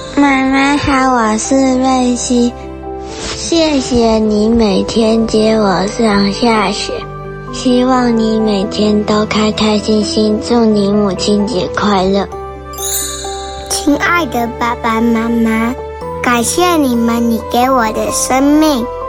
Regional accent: Hsinchu, Taiwan; 我来自新竹，我读大班

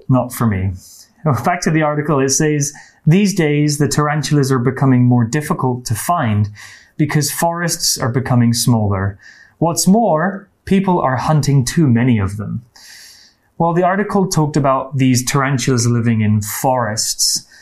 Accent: England, United Kingdom; I'm from the UK. I'm from England.

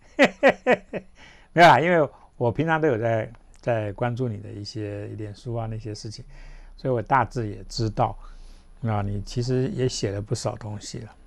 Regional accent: Taiwan; 我们就是台湾人，对吧？大家就在这块土地上就这样子嘛

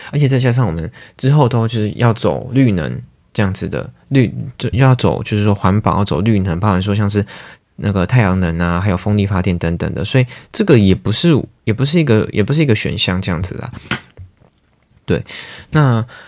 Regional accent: Taiwan; 我们台湾人

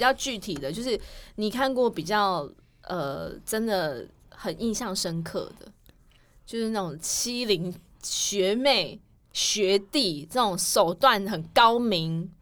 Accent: Kaohsiung, Taiwan; 我们出生高雄嘛，我们这种南部人的热情

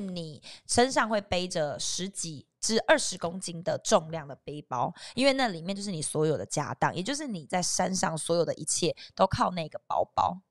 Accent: southern Taiwan, Taiwan; 因为我是南部人嘛

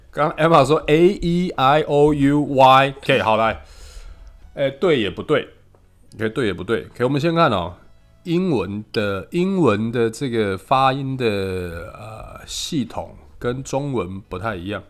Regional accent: Taiwan; 我们台湾学的是美语嘛，所以我们的口音其实都是

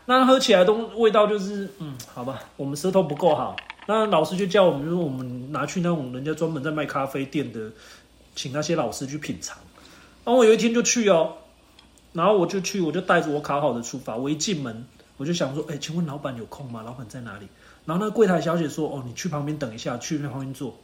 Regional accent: Spain; now in Taiwan; 我们西班牙人

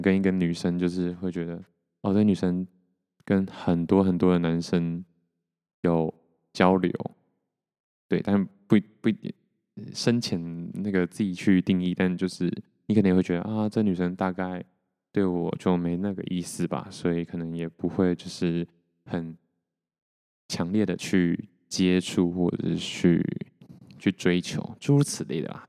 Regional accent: Taiwan; 我是，出生在台湾嘛

